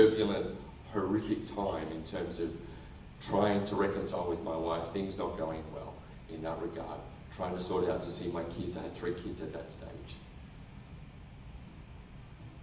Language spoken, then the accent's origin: English; Cowra, New South Wales, Australia; I grew up in country New South Wales, a place called Cowra.